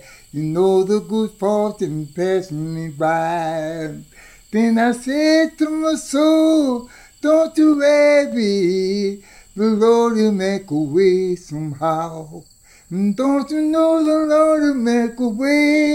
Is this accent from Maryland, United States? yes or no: yes; Carroll County, Maryland, United States; I was born in Carroll County.